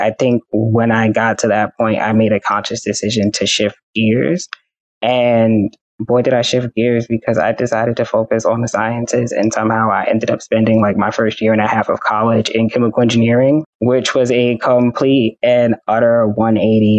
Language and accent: English; New York City, New York, United States; I am a Bronx head. I am born and raised. I love my hometown.